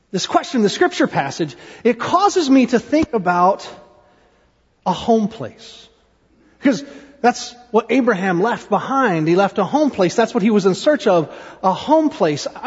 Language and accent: English; Ohio, United States; born there; also born or lived in Indiana / Tennessee / South Carolina; I was born in Ohio. We moved when, when we were in Ohio. Then we moved to Indiana and then to Tennessee and South Carolina and Tennessee.